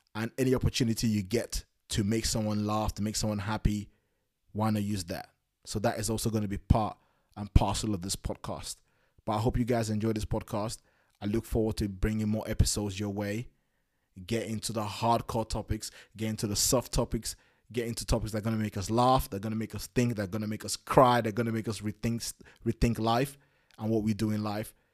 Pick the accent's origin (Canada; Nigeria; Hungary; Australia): Nigeria; moved away; I was born in Nigeria in the nineties.